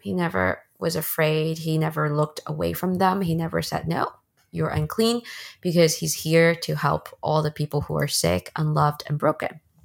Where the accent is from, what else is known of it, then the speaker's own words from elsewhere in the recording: Bay Area, Northern California, United States; moved away as an adult; also born or lived in China; now in Los Angeles, United States; After I immigrated from China to the States, I lived in the Bay Area in Northern California for a long time. That's where I, I then grew up and went to school